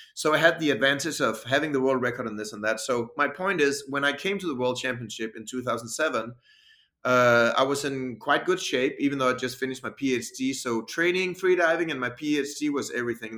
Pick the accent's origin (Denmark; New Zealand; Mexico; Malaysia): Denmark; English is a second language; I came from Denmark, which I think is kind of you know, nice, normal, supported country for sports